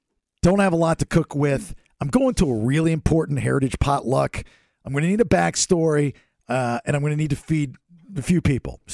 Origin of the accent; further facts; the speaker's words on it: Bakersfield, California, United States; I'm from Bakersfield, and I have a long list of bakers in my family